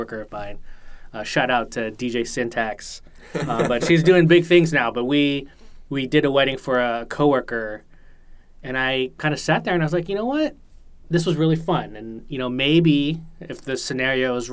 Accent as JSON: {"language": "English", "area": "Bay Area", "region": "California", "country": "United States", "tie": "born or raised there", "also_born_or_lived": "San Jose / New York", "moved": "as an adult", "said": "I had been living in San Jose at the time. I had been growing up in the Bay Area."}